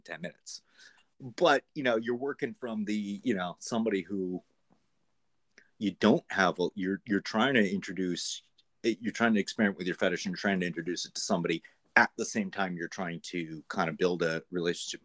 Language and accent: English; Greater New York, United States; I'm actually from like Greater New York